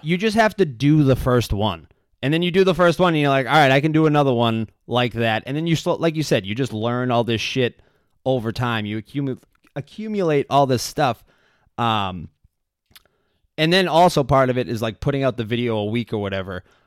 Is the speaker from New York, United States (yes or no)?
no; Quincy, Massachusetts, United States; I'm from Quincy, I still live there